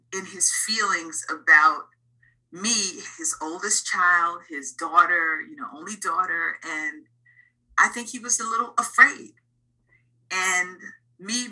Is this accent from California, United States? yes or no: no; New York City, New York, United States; I grew up in the Bronx in the 70s and 80s when rap music was just starting.